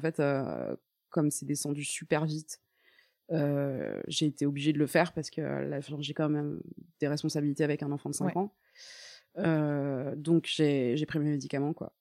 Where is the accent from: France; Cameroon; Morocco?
France; Paris, Île-de-France; moved away as an adult; also born or lived in Toulouse; je suis une vraie parisienne